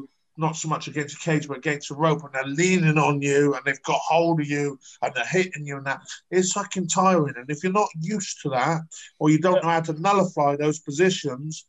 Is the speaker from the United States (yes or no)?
no; United Kingdom; I am British